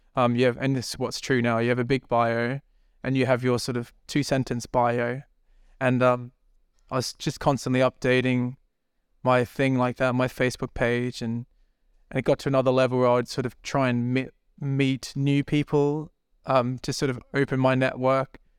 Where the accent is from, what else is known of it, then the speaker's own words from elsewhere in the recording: Brisbane, Queensland, Australia; moved away as an adult; also born or lived in New Zealand; now in London, United Kingdom; where I grew up in Brisbane, Australia, is very like small city